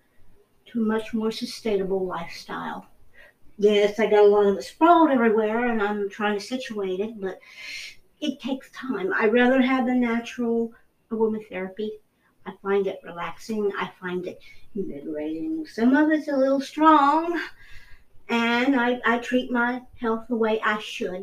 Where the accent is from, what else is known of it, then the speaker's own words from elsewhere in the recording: United States; as an American